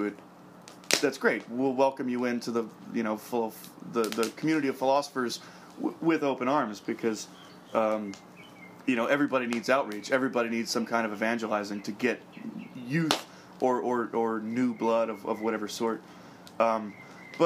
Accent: United States; I'm American

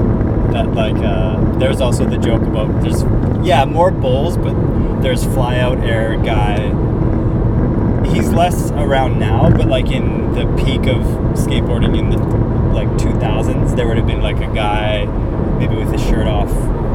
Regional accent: Kamloops, British Columbia, Canada; growing up in Kamloops, you are used to it raining and then just hanging out, and then it dries up, and then you get to skate again.

